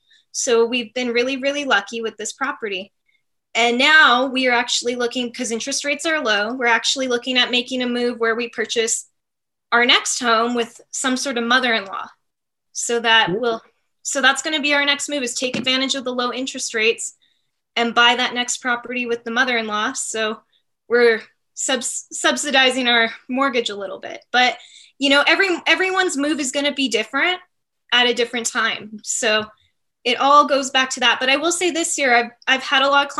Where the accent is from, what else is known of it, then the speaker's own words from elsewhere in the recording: Canada; As a Canadian, I remember being like